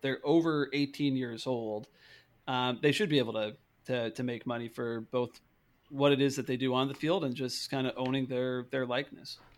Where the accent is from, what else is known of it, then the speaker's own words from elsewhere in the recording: Great Falls, Montana, United States; my hometown, Great Falls, Montana